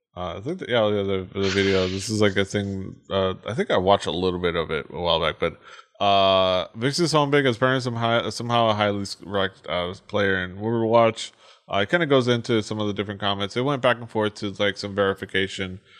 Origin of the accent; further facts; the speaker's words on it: Miami, Florida, United States; I'm from Miami.